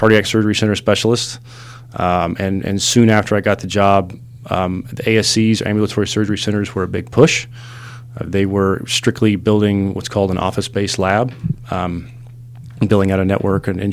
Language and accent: English; Midland, Texas, United States; I grew up in West Texas in a little town called Midland. I know I don't sound like it. Sometimes